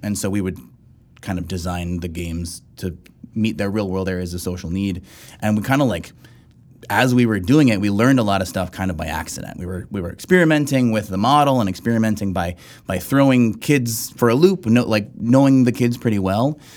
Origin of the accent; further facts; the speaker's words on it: South Texas, United States; I grew up in South Texas